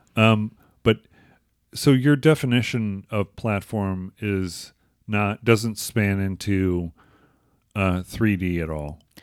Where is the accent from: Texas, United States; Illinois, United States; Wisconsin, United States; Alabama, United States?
Illinois, United States; Crystal Lake; my hometown of Crystal Lake